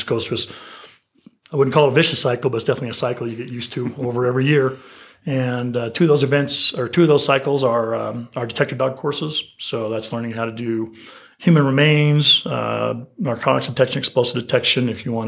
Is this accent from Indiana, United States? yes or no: no; Utah, United States; I'm from Utah, so shout out to the Wasatch.